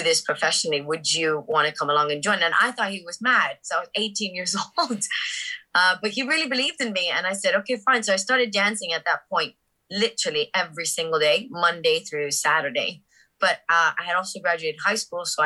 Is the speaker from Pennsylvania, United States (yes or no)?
no; Miami, Florida, United States; moved away; I grew up in Miami. My whole family's Cuban. I was the first one born in the USA